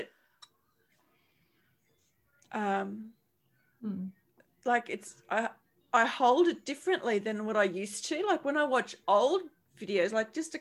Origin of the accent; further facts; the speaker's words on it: Charleville, Queensland, Australia; moved away; We lived in, we're from Charleville, which is central Queensland